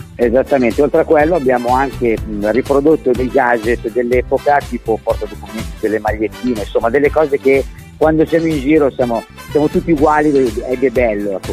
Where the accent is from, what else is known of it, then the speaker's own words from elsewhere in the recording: Varese, Lombardy, Italy; io sono di Varese